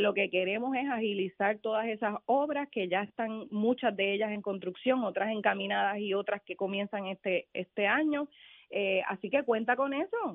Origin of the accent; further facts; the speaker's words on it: Carolina, Puerto Rico; yo soy de Carolina